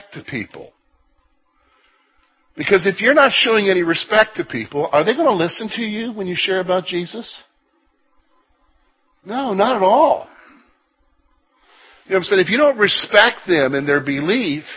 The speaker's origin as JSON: {"language": "English", "country": "United States", "also_born_or_lived": "Canada"}